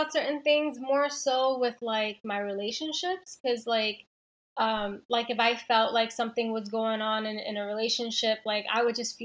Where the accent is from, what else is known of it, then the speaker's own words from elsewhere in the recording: New York City, New York, United States; moved away as an adult; also born or lived in Belleville, New Jersey / Jersey City, New Jersey; I grew up in Queens